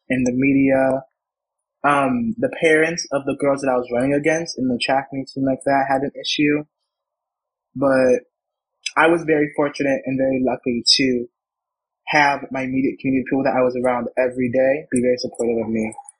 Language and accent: English; Atlanta, Georgia, United States; born there; also born or lived in Connecticut; So I was born in Georgia, Atlanta, and then I kind of moved around a little bit. And then my family and I kind of settled in Connecticut.